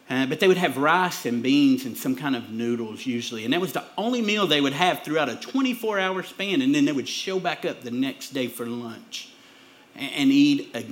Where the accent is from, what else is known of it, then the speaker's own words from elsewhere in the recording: Pikeville, United States; I'm from Pikeville, or we say Pikeville, right? But I'm from up there, me and my wife